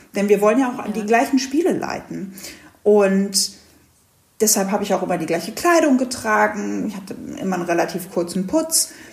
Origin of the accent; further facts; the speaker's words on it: Hanover, Lower Saxony, Germany; Ich komme aus Hannover